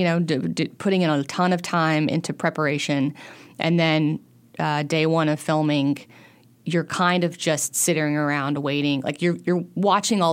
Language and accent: English; Central Arkansas, United States; I grew up in Central Arkansas